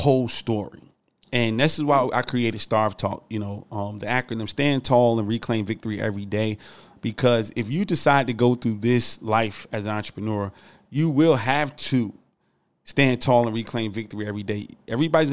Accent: New Jersey, United States; moved away as an adult; also born or lived in South Carolina; I moved from New Jersey to South Carolina to go to college when I first left home

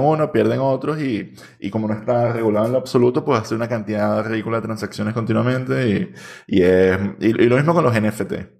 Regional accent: Venezuela; now in Barcelona, Spain

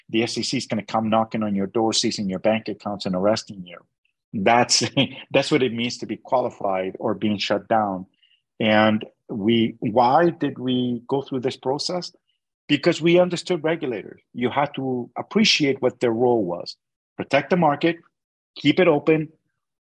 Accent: Canada; I'm a Canadian

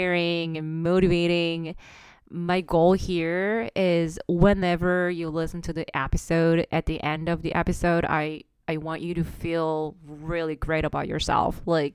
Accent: South Korea; English is a second language; moved away as an adult; also born or lived in Singapore / Amsterdam; now in Toronto, Canada; I was born and raised in South Korea.

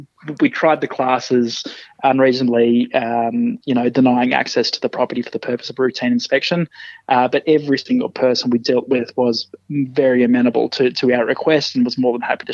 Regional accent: rural New South Wales, Australia; moved away as an adult; also born or lived in Brisbane, Queensland; now in Canberra, Australia; I grew up in rural New South Wales and moved to Brizzy pretty much straight out of high school

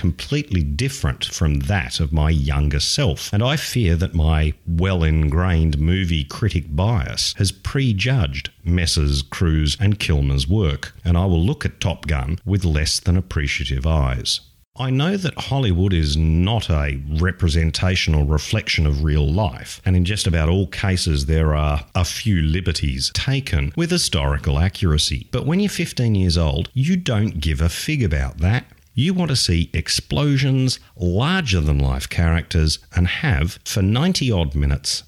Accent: Australia; as an Australian

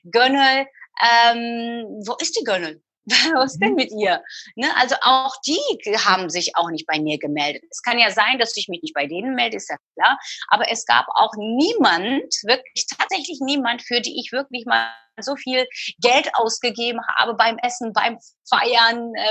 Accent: Istanbul, Turkey; Ich habe Freunde, die sind äh, in Istanbul. Ich bin in Istanbul geboren und aufgewachsen. Meine wahre Freunde, so richtige Freunde, die, die leben in der, in der Türkei, in Istanbul.

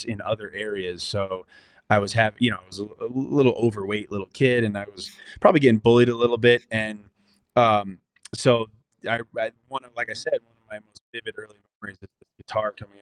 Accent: New Haven, Connecticut, United States; moved away; also born or lived in Los Angeles; I was born in New Haven, Connecticut. I moved around Connecticut a bunch as a youngster

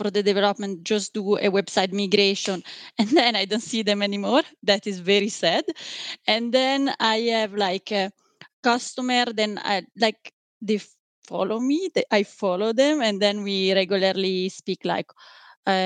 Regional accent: Switzerland; I come from Switzerland

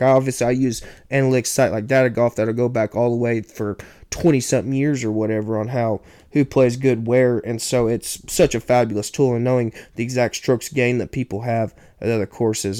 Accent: Oklahoma, United States; my home state of Oklahoma

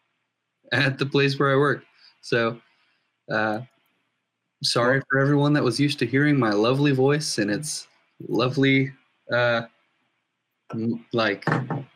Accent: Cambridge, Massachusetts, United States; I was born in Cambridge, Massachusetts.

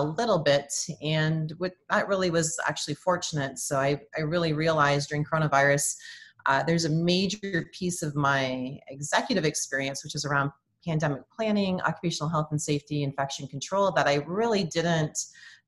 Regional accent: Windsor, Ontario, Canada; moved away as an adult; also born or lived in Birmingham, Michigan / Oklahoma; now in Oklahoma City, United States; I'm actually a Canadian, temporarily transplanted here in Oklahoma

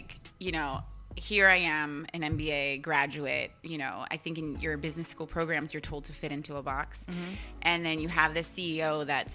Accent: Virginia, United States; moved away as an adult; now in Philadelphia, United States; I'm from Virginia

